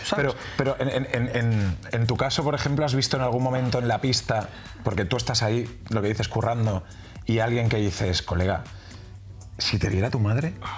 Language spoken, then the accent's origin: Spanish; Barcelona, Catalonia, Spain; yo soy de aquí de Barcelona